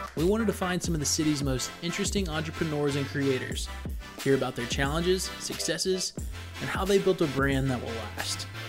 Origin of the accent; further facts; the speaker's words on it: Lilburn, Georgia, United States; I grew up in Lilburn, so right next door.